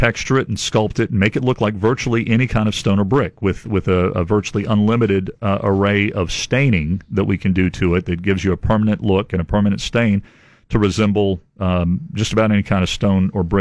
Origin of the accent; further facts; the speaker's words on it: Devine, Texas, United States; also born or lived in Corpus Christi, Texas; I was born in Corpus Christi. My dad right. and his family had a ranch out in Medina County in the Yancey area since about 1906, and that's where I spent a better part of my childhood and where I grew up